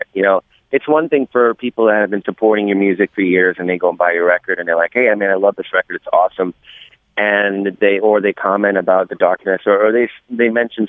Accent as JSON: {"language": "English", "town": "New York City", "region": "New York", "country": "United States", "said": "being a New Yorker and living here and living across the water in downtown Brooklyn"}